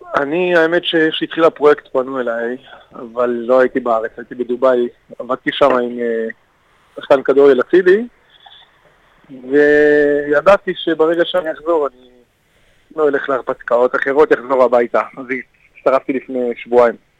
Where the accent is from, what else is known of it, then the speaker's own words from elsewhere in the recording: Kfar Saba, Central District, Israel; אני נולדתי שם, אני גדלתי, אני חלק מהם.